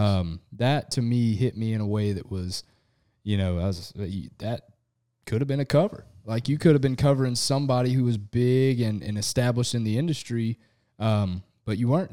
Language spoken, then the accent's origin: English; Southeast Texas, United States; we're from Southeast Texas